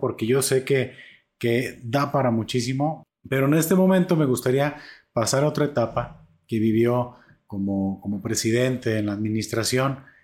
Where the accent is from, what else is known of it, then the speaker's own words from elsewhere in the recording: Atotonilco el Alto, Jalisco, Mexico; now in Zapotlanejo, Mexico; yo vengo de Totonilco el Alto